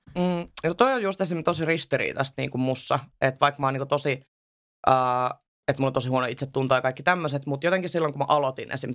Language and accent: Finnish; Southern Finland, Finland; Mä en edes asu missään Lapissa. Mä oon ihan siis Etelä-Suomesta